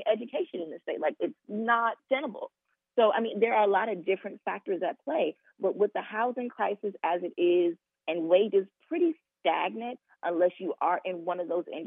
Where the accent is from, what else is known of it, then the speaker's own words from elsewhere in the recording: Chicago, Illinois, United States; now in Jacksonville, United States; I'm a native from Chicago